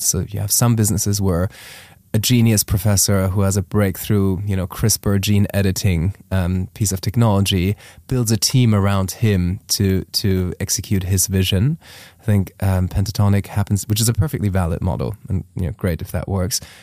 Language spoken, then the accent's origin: English; Germany; moved away as an adult; also born or lived in Taiwan; I am from Germany originally.